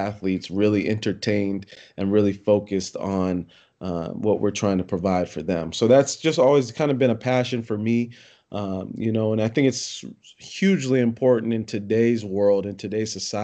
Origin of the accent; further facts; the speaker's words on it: Poway, California, United States; I grew up in Poway, California, Southern California, North County, San Diego